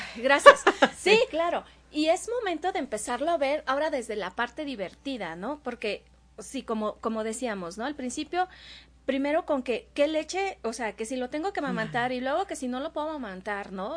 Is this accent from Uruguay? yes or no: no; Veracruz, Mexico; moved away; yo soy jarocha